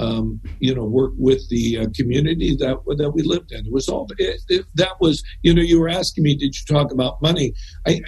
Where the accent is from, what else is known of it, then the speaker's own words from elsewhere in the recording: Southern California, United States; moved away as an adult; also born or lived in Arcadia, California / San Francisco, California; I grew up in Southern California